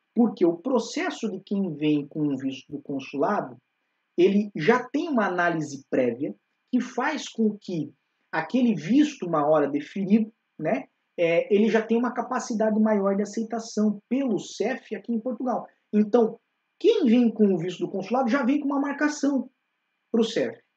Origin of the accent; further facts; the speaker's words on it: Curitiba, Paraná, Brazil; moved away; nós ambos somos de Curitiba